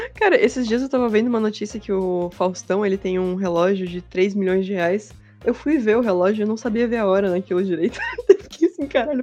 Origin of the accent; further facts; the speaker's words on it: Santa Catarina, Brazil; accent: manezinho; A gente tem todo mundo um sotaque meio, meio manezinho também.